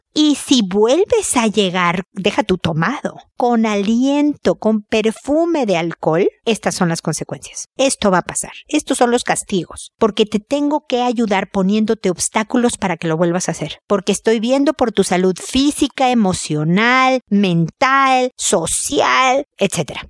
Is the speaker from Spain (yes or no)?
no; Mexico; now in Chile; soy mexicana